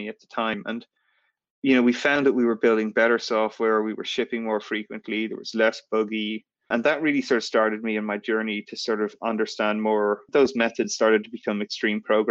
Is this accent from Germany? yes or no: no; Ireland; moved away as an adult; also born or lived in San Francisco, United States; I grew up in Ireland and I got a student visa to come and work in the US